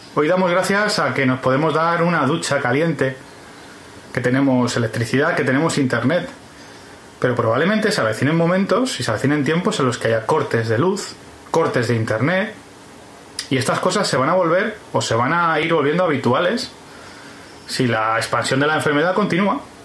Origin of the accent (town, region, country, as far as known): Spain